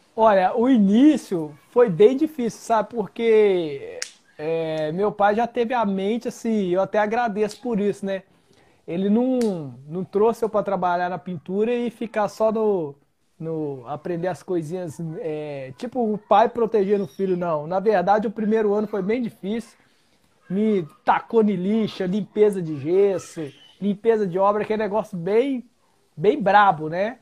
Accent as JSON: {"language": "Portuguese", "town": "Belo Horizonte", "region": "Minas Gerais", "country": "Brazil", "also_born_or_lived": "Ribeirão das Neves", "said": "Sou aqui de, de, da região de Belo Horizonte"}